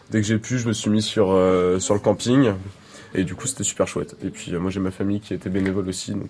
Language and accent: French; Clisson, Pays de la Loire, France; Quand je dis d'où je viens, je dis je viens de la ville où il y a le Hellfest. Par exemple, je dis pas je viens de Clisson